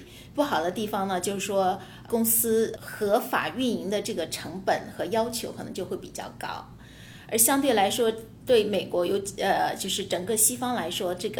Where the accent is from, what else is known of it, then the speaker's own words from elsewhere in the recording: China; now in United States; 但是对呃我们从中国过来的，可能就觉得呃非常去难以理解。